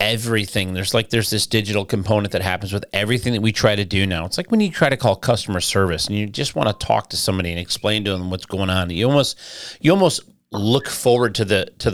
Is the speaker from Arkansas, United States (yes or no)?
no; Detroit, Michigan, United States; I grew up in Detroit